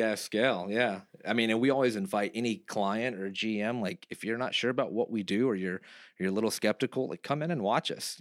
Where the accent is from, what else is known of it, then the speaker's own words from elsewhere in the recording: Texas, United States; moved away; I'm from Texas